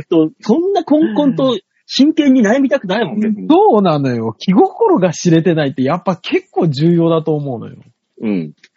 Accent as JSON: {"language": "Japanese", "region": "Shimane", "country": "Japan", "tie": "born or raised there", "said": "私の地元の島根県の、あの、マイショップ岩田では"}